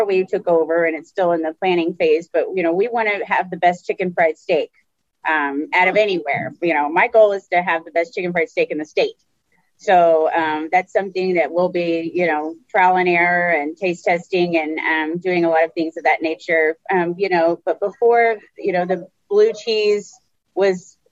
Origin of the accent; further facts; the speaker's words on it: Texas, United States; I'm from Texas